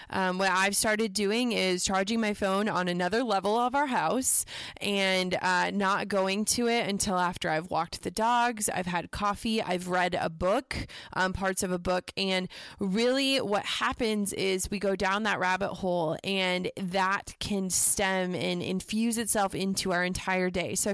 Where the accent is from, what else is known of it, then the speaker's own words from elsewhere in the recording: Midwest, United States; And I think that growing up in the Midwest, you know, we we don't do humble brags.